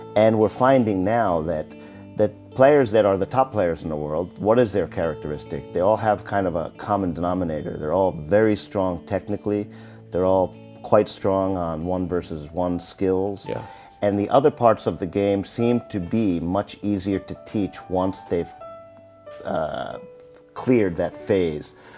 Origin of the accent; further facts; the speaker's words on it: United States; moved away; I'm from America